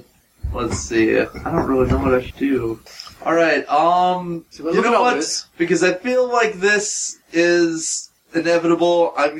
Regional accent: Buffalo, Minnesota, United States

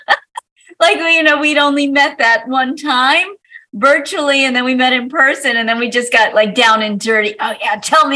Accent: New York City, New York, United States; also born or lived in Manhattan; I was born in Brooklyn, New York, in Coney Island

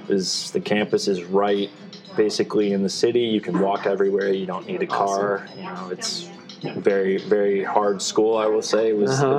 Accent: Webster Groves, Missouri, United States; Webster Groves.

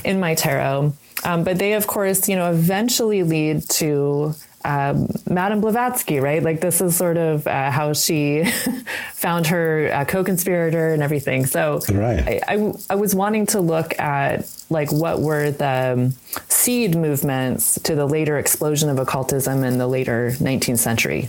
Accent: United States; growing up as an American, I felt very ashamed of my ancestry

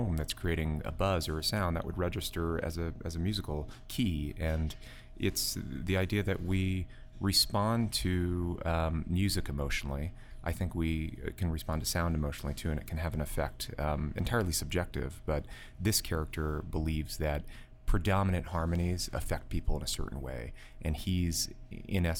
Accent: outside of New York, United States; now in New York City, United States; I grew up in outside of New York, in the country, and having lived in a place like New York City, an urban environment for the last decade now

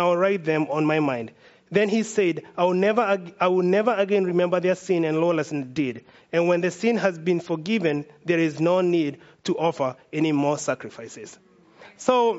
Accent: Kenya; now in United States; I'm from Kenya

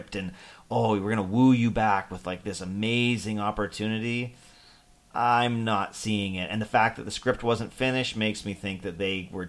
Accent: Toronto, Ontario, Canada; we're from Toronto

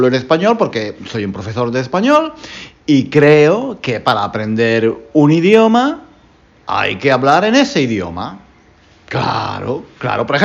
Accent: Spain; como soy español y, soy, y enseño español, pues hablo en español.

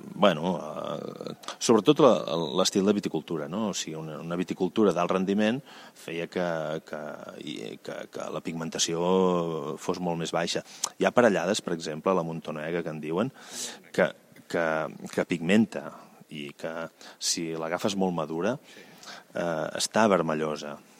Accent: Valls, Catalonia, Spain; now in Vilavella, Spain; Jo sóc originari de Valls, però em vaig instal·lar a Vilavella

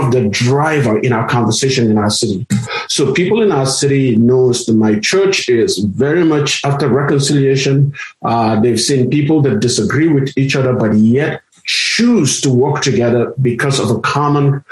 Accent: Nigeria; also born or lived in South Africa; now in United States; growing up in Nigeria as a minority from a minority community in a region that is predominantly Muslim

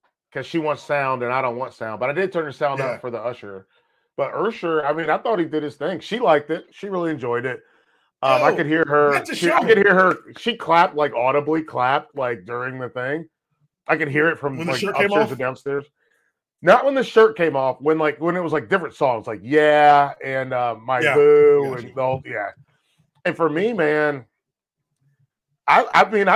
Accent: North Carolina, United States; I'm from North Carolina

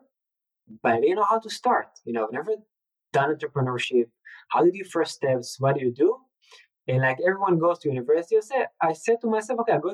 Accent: Tel Aviv, Tel Aviv District, Israel; it was amazing growing up in Israel

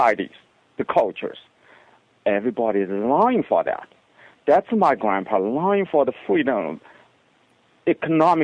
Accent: China; moved away; In my hometown, there's a city.

